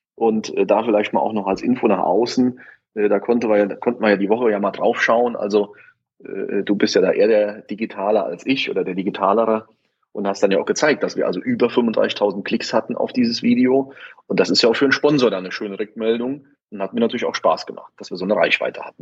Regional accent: Saarland, Germany; moved away as an adult; also born or lived in Koblenz; now in Heiligenroth, Germany; ich komme aber aus dem Saarland bin also hierher gezogen der Liebe wegen

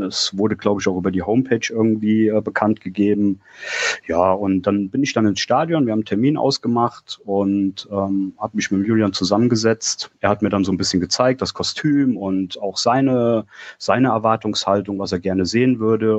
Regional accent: Koblenz, Rhineland-Palatinate, Germany; moved away as an adult; now in Hunsrück, Germany; bin gebürtig aus Koblenz

